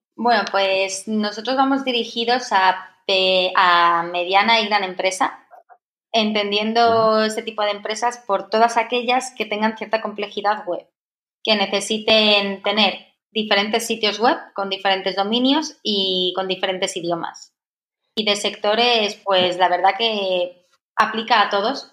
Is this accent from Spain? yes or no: yes; Madrid, Community of Madrid, Spain; also born or lived in Valencia; yo soy de Madrid, nací aquí.